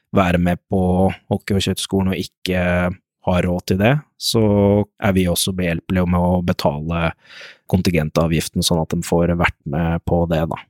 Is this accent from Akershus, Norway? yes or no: yes; Lørenskog, Akershus, Norway; Jeg kommer jo fra Lørenskog, bor i Lørenskog